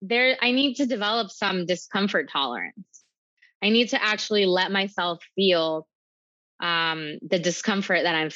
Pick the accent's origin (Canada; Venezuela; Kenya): Venezuela; also born or lived in Miami; now in New York, United States; So I'm from Venezuela. I moved to Miami. And it was very clear for me my whole life that Miami was not the place for me.